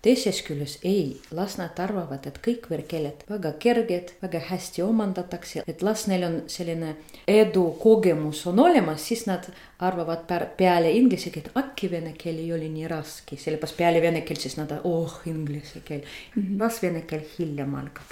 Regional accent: Saint Petersburg, Russia; first language Russian; Estonian is a second language; moved away as an adult; now in Tartu, Estonia; olen pärit Peterburist, isegi Leningradist, jah. olen neljas põlvkond, kes elab seal Peterburis

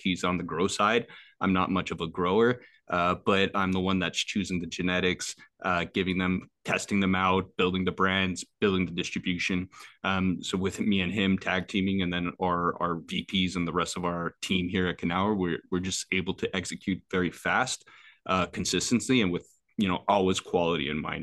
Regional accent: Quebec, Canada; they're in my hometown.

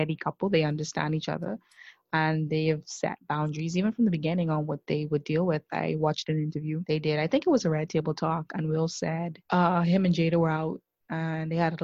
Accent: Bahamas; growing up in the Bahamas, we're pretty traditional to an extent

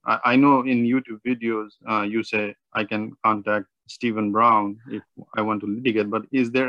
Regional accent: Nepal; now in United States; I'm from Nepal

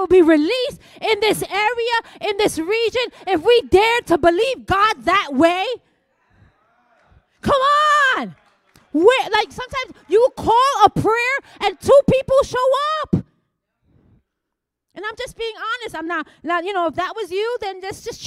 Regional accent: New York City, New York, United States; I'm Puerto Rican, and I was raised in the Bronx.

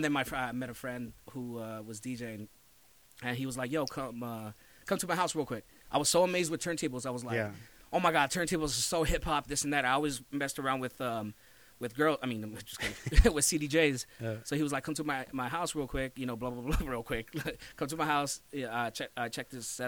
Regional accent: Los Angeles, California, United States; I grew up in Lincoln Heights

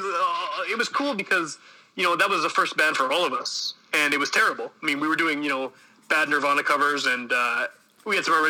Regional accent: Winnipeg, Manitoba, Canada; I'm from Winnipeg, born and raised.

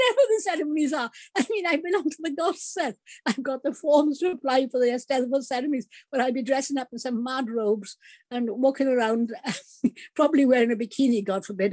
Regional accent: Ystrad Mynach, Wales, United Kingdom; I was growing up in Ystradmynach

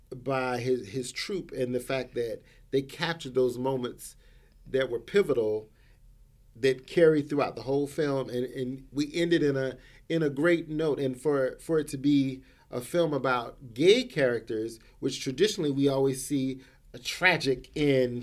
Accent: the South, United States; I grew up in the South, so I understand what it is to be in those smaller towns

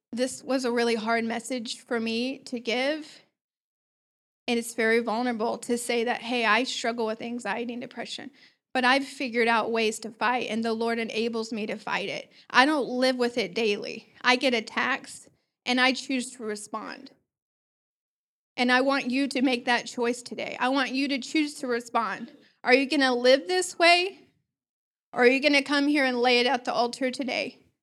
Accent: Joplin, Missouri, United States; I was born in Joplin, Missouri

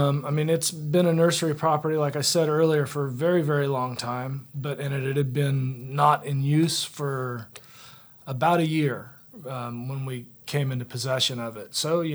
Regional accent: California, United States; moved away; also born or lived in Virginia; I am originally from California. I ended up here by way of Virginia.

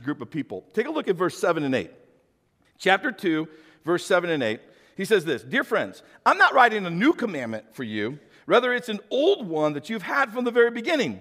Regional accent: St. Louis, Missouri, United States; I grew up in St. Louis, so I was a city boy

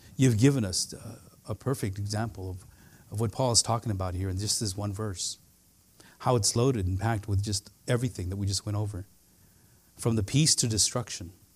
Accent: Central Valley, California, United States; I grew up in the Central Valley

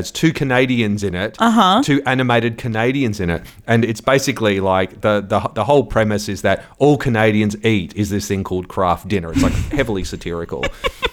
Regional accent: Australia; as an Australian

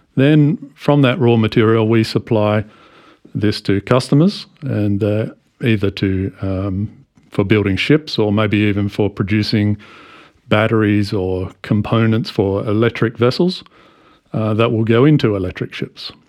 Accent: Australia; moved away as an adult; also born or lived in United States; I come from Australia where I started working in a shipyard way back in 1994

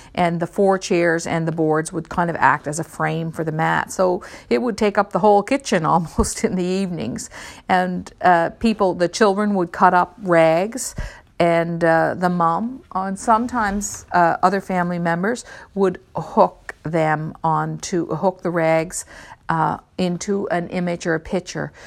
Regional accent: Newfoundland and Labrador, Canada; I grew up in Newfoundland myself

